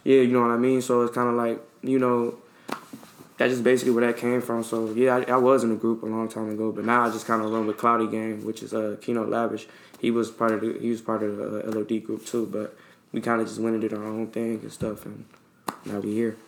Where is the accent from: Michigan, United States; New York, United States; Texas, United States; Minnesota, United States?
Michigan, United States; Detroit; I come from Detroit